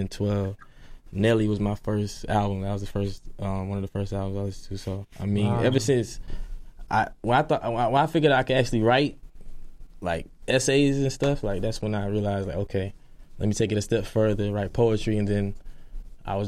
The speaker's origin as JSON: {"language": "English", "region": "South Carolina", "country": "United States", "said": "I'm from South Carolina"}